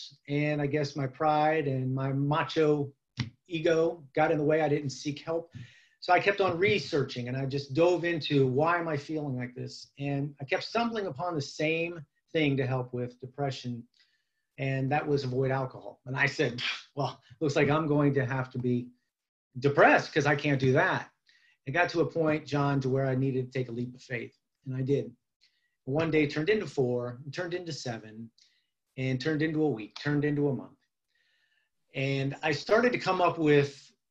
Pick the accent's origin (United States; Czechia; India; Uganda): United States; Youngstown, Ohio; Youngstown, Ohio is my hometown, and born and bred here